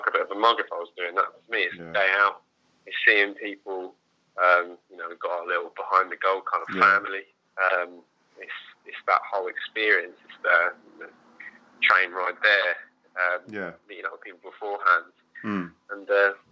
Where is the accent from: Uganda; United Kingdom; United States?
United Kingdom; Hastings, South East England; moved away; also born or lived in Canterbury; when I moved away from Hastings